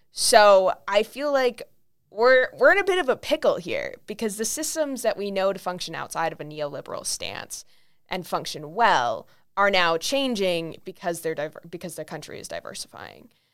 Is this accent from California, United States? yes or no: yes; California, United States; now in Minnesota, United States; I'm from, I'm from California